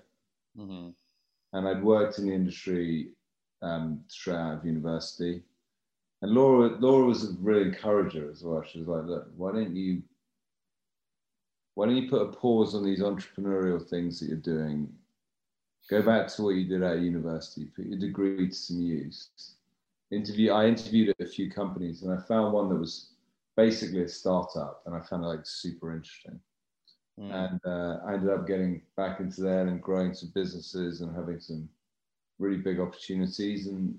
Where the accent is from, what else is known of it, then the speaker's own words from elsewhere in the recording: United Kingdom; And she was interesting to me as a Brit.